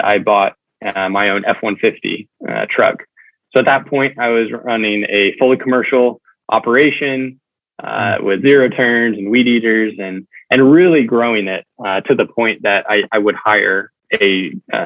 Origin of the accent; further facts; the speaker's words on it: Tulsa, Oklahoma, United States; I'm originally from Tulsa, Oklahoma, so the great Midwest